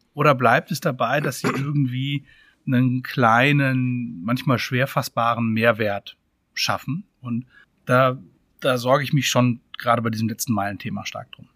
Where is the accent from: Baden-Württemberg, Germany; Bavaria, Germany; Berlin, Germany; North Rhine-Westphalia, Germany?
Baden-Württemberg, Germany; Freiburg im Breisgau; Ich komme ursprünglich aus Freiburg, Freiburg im Breisgau.